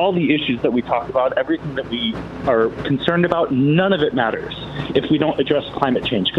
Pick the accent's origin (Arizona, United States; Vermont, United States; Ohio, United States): Arizona, United States; Tucson; now in Chicago, United States; I grew up in Tucson, Arizona